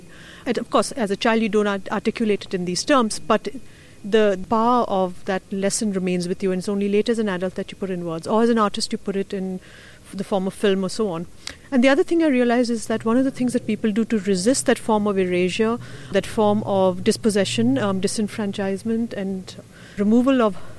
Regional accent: India; English is a second language; And since I'm originally from India, and I've grown up in multiple parts of India, but primarily in the north, in the Himalaya mainly, I grew up also very close to the border with Tibet and Nepal

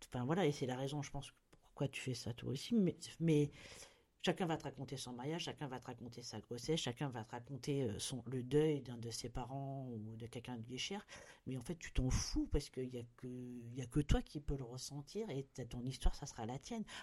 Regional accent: Bordeaux, Nouvelle-Aquitaine, France; now in Réunion, France; Moi, je suis de Bordeaux. voilà. Mais euh, voilà, mais, mais, c'est d'origine parce qu'aujourd'hui, euh, voilà, à La Réunion, j'ai passé voilà, plus de temps, presque plus de temps à La Réunion.

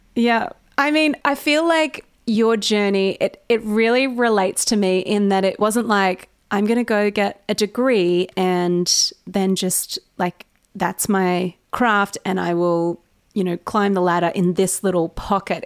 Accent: Australia; accent: Australian; I sound so Australian

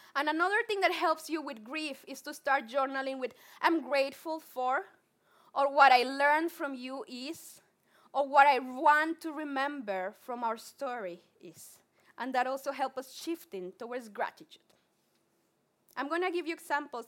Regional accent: Colombia; accent: Spanglish; English is a second language; I'm super Colombian. If you have not my, heard my Spanglish accent, I'm Colombian

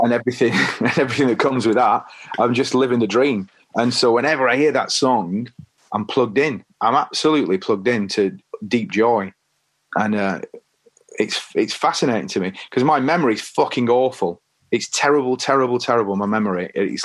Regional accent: Leigh, North West England, United Kingdom; Lee, in Lancashire.

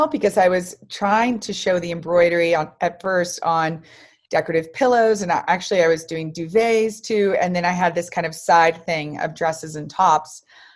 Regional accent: Dallas, Texas, United States; also born or lived in New York; I am from Dallas, Texas

